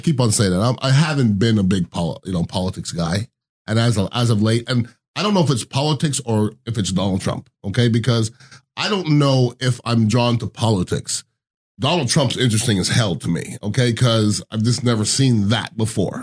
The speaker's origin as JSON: {"language": "English", "town": "Montreal", "region": "Quebec", "country": "Canada", "also_born_or_lived": "Iowa / Indiana", "moved": "yes", "said": "I went to school in Iowa, then Indiana, and I'm from Montreal"}